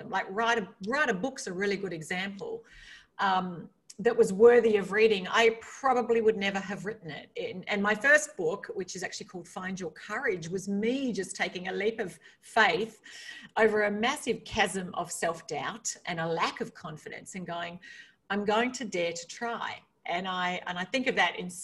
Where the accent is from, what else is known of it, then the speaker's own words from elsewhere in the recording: Australia; moved away as an adult; I grew up in a rural part of Australia.